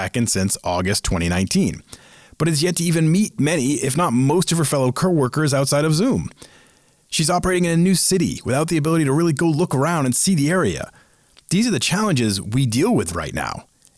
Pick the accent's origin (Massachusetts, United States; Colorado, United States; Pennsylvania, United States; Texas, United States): Massachusetts, United States; Boston; moved away as an adult; also born or lived in Seattle; I was born and raised in Boston, been on the East Coast my entire life